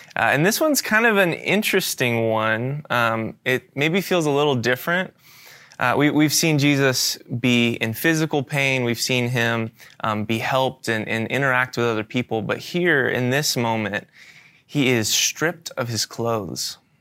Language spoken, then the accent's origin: English; Florida, United States; moved away as an adult; I'm moving from Florida, where I've grown up my entire life, to a new state halfway across the country